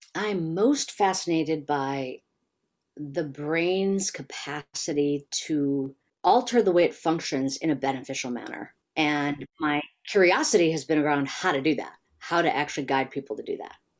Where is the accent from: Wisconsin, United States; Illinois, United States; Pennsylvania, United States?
Illinois, United States; Chicago; I grew up in Chicago